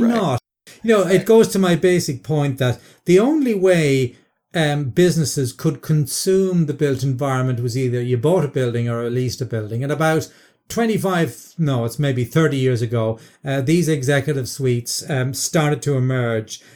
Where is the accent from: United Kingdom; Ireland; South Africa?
Ireland; I, as an Irishman